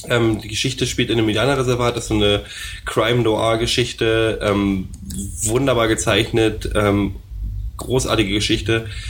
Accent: Berlin, Germany; als Berliner

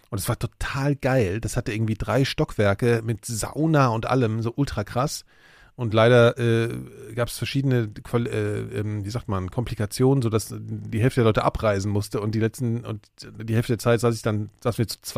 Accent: West Germany, Germany; ich bin ja Westdeutscher.

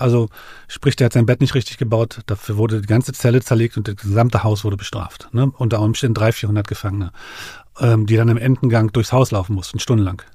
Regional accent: Berlin, Germany; ich bin ja aufgewachsen in dem Viertel, ich äh, bin gegenüber von dem Milke-Komplex aufgewachsen, mhm. Magdalenenstraße

